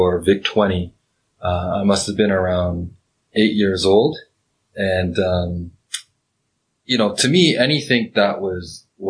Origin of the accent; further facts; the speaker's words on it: Pickering, Ontario, Canada; I grew up, in Pickering